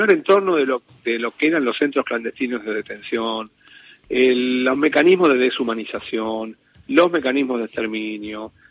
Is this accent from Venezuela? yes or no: no; Argentina; El único país que a nivel federal sigue teniendo el modelo de hace 200 años, un modelo inquisitivo, somos la Argentina. Pese a que nosotros tenemos, la, eh, Argentina es la cuna de los grandes juristas procesal, procesalistas, ¿no?